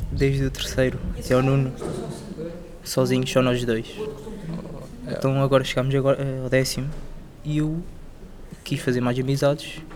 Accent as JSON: {"language": "Portuguese", "country": "Portugal", "tie": "born there", "said": "eu nasci em Portugal, tenho nacionalidade portuguesa"}